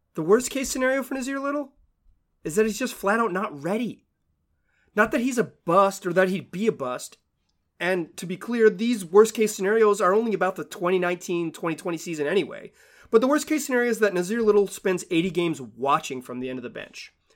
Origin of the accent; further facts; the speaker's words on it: Chapel Hill, North Carolina, United States; I am born and raised in Chapel Hill, North Carolina